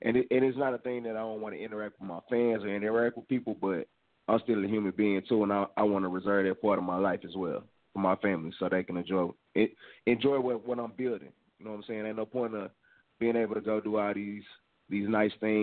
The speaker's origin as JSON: {"language": "English", "town": "Dallas", "region": "Texas", "country": "United States", "said": "I'm originally from Dallas, Texas."}